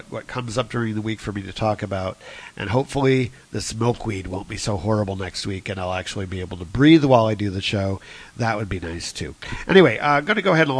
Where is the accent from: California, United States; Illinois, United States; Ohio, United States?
Ohio, United States; now in Chicago, United States; beautiful state Ohio. It is my home state, and I still think of Ohio as being my home